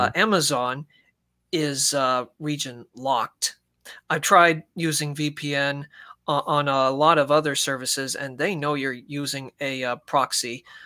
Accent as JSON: {"language": "English", "country": "United States", "moved": "yes", "lives_now": "United Kingdom", "said": "Because I am American in the UK, I do have an American bank account."}